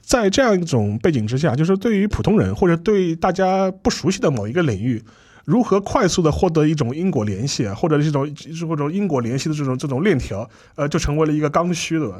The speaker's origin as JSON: {"language": "Chinese", "country": "China", "said": "我们中国人"}